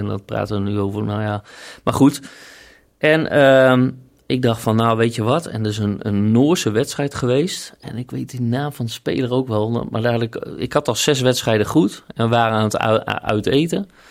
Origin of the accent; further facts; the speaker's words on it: Groningen, Netherlands; ik kom uit Groningen, dus dat is mijn uh, hometown club, zeg maar. Oosterpark, daar was ik in mijn jeugd altijd te vinden